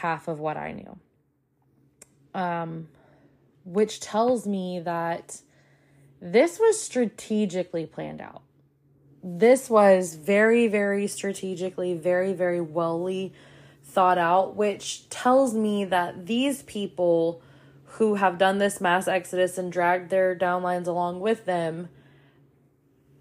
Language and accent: English; the South, United States; I grew up in the South